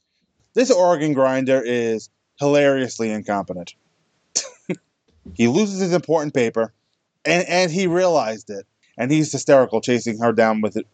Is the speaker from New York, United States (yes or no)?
yes; New York, United States; Being from New York